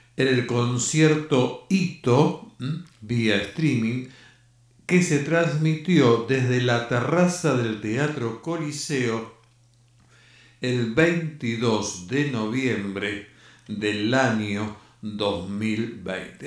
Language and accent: Spanish; Argentina; nosotros que somos argentinos